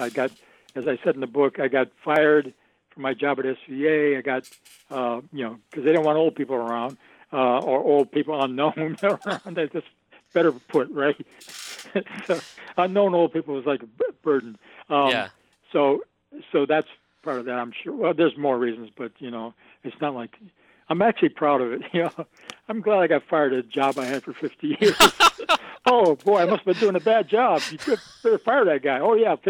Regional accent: Binghamton, New York, United States; I'd assumed I was a guy from a small town upstate, and that kept me real, you know?

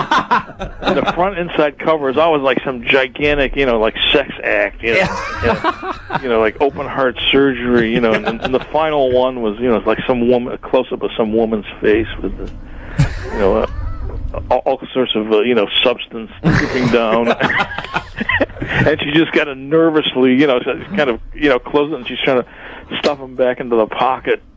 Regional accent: Buffalo, New York, United States; I'm from Buffalo

